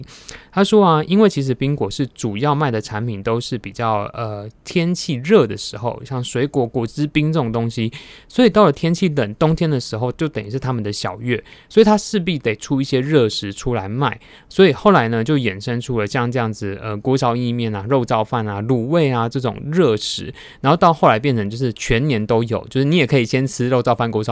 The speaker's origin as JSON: {"language": "Chinese", "country": "Taiwan", "said": "我们台湾人自己"}